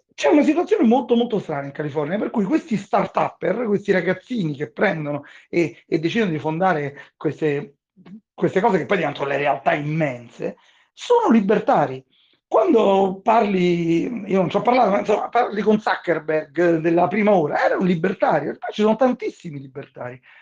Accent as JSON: {"language": "Italian", "country": "Italy", "also_born_or_lived": "Rome", "moved": "as an adult", "lives_now": "Bahamas", "said": "come italiani che nati e cresciuti in Italia"}